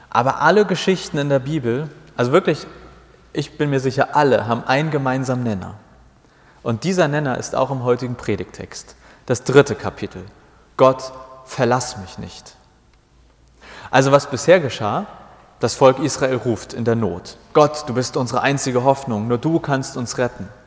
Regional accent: Hamburg, Germany; Ich war sowas wie 14, 15, 16 Jahre alt, äh, meine Heimatgemeinde, auch in Hamburg, aber im Nordwesten.

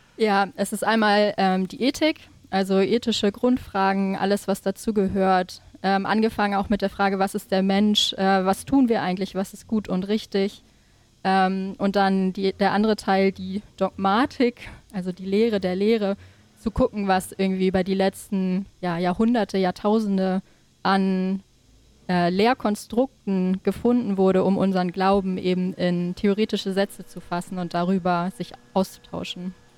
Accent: Dannewerk, Schleswig-Holstein, Germany; also born or lived in Kiel / Berlin / Copenhagen; now in Neumünster, Germany; ich bin in der Nähe von Schleswig geboren, in Dannewerk

